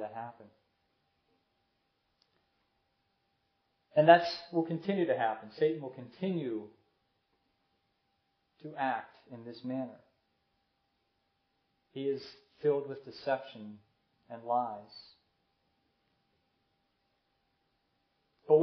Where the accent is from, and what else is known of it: United States